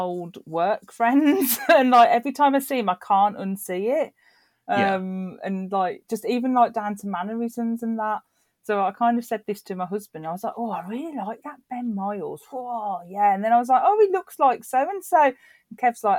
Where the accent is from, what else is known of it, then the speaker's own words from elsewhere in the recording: Birmingham, West Midlands, United Kingdom; accent: Brummie; am a Brummy